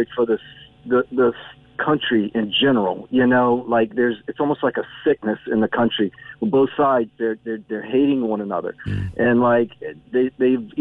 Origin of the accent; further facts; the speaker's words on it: United States; now in Ireland; my state, my home state